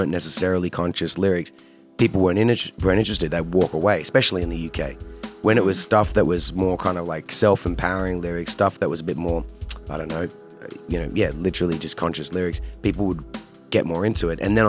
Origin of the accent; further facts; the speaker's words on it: Australia; I'm from Australia